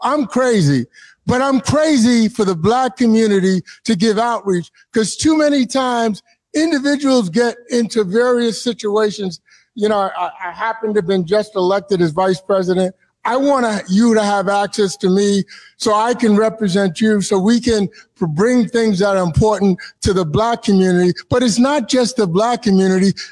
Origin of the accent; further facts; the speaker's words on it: New York, United States; moved away as an adult; now in Pacific Northwest, United States; And I'm from New York, born and raised in Harlem.